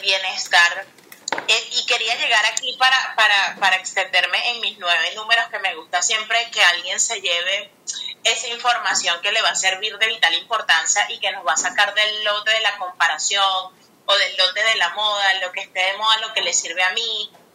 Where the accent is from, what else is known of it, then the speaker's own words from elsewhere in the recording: Venezuela; la mayoría somos venezolanos